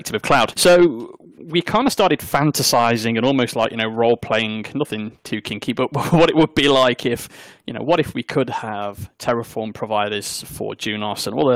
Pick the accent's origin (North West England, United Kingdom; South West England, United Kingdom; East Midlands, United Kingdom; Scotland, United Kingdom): East Midlands, United Kingdom; South Derbyshire; accent: South Derbyshire; I'm from the Midlands, and my South Derbyshire accent, when I normally go full on native South Derby, it's the same.